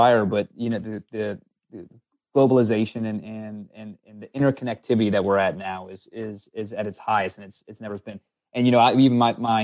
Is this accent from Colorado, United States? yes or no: no; New Orleans, Louisiana, United States; I grew up in New Orleans